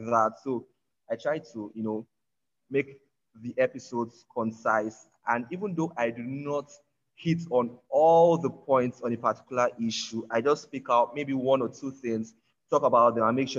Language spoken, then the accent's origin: English; Nigeria; I'm a Nigerian podcaster.